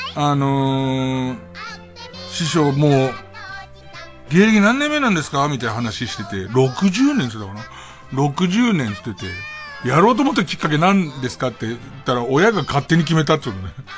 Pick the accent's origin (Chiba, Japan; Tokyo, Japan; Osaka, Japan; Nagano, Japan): Tokyo, Japan; その東京の荒川区で生まれた俺